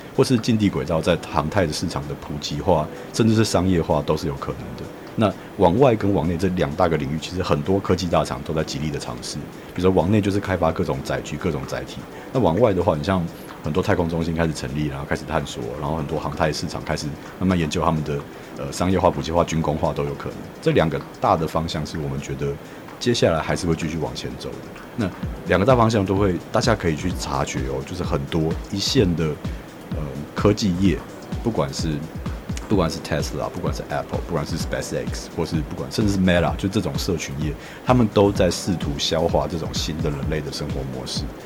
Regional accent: Miaoli County, Taiwan; moved away as an adult; now in New Taipei, Taiwan; 我是苗栗人，然后离开苗栗之后，我来台北读那个设计学院，即便我是读台北的学校，但是我是住在新北的

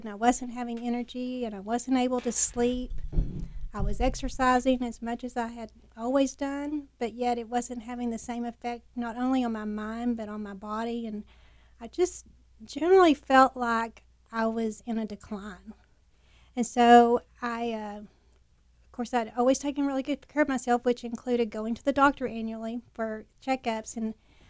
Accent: Bovina, Texas, United States; I grew up in the panhandle of Texas in a real small little sandy town

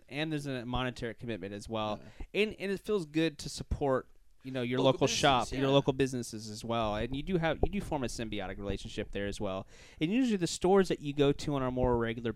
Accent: Louisiana, United States; now in Florida, United States; I'm from Louisiana

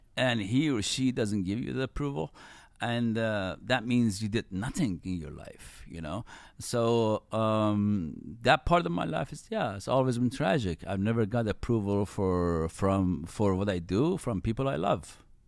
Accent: Iran; moved away; I was born in Iran and then grew up in nineties in Iran

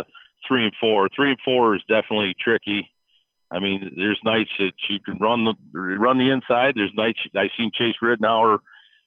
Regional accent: Michigan, United States; I grew up here in Michigan.

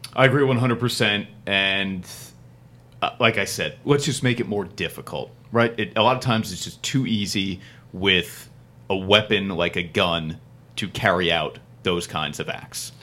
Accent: New Jersey, United States; I'm from New Jersey

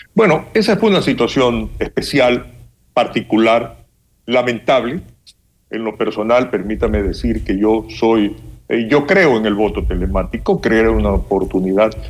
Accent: Ecuador; nosotros como ecuatorianos

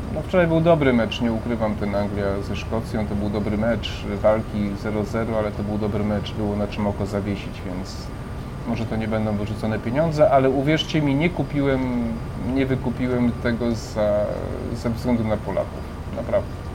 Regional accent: Przemyśl, Subcarpathian Voivodeship, Poland; moved away; ja tam niedaleko pochodzę z Przemyśla, prawda, spod Przemyśla

